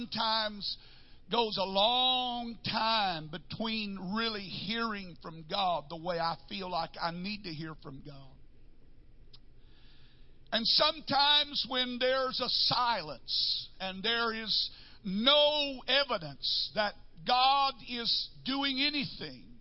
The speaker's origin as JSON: {"language": "English", "region": "North Texas", "country": "United States", "tie": "born or raised there", "said": "I grew up in North Texas, and we had tornadoes"}